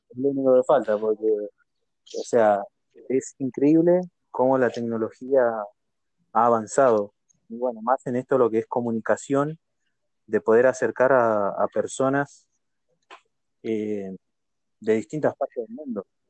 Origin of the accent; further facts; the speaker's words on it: Argentina; yo soy de, Argentina